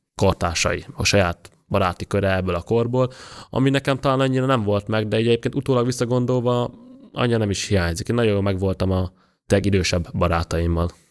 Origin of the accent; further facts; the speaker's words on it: Budapest, Hungary; Ott nőttem föl, 13. kertben lakom, tőlem a Duna az 600 méterre